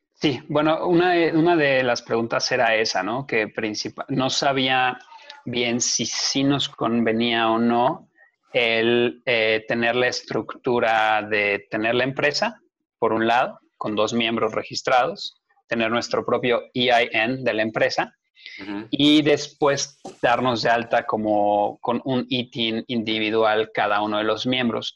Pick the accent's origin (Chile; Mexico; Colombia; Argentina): Mexico; also born or lived in Mexico City; yo soy ciudadano mexicano, vivo en México